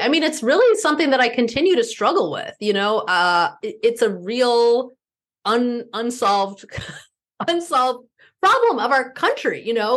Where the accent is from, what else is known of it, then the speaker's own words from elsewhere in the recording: Midwest, United States; also born or lived in East Coast / West Coast; now in Minneapolis, United States; my being a Midwesterner has shaped who I am